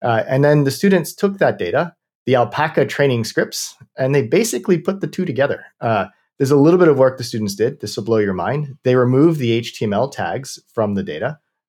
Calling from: Berkeley, California, United States; I'm calling in from Berkeley.

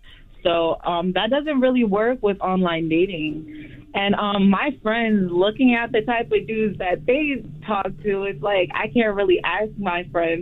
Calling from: Elizabeth, New Jersey, United States; Elizabeth, New Jersey.

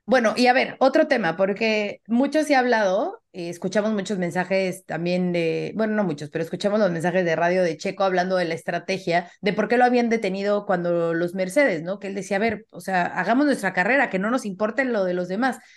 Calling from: Mexico City, Mexico; de la Ciudad de México

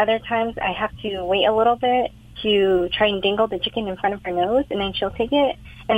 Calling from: Fullerton, California, United States; I'm calling from Fullerton.

